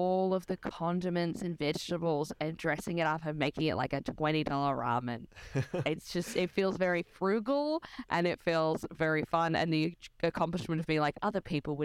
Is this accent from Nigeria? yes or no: no; Sydney, New South Wales, Australia; I'm from Sydney.